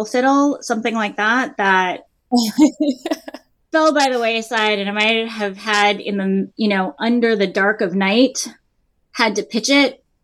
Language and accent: English; Los Angeles, California, United States; growing up in Los Angeles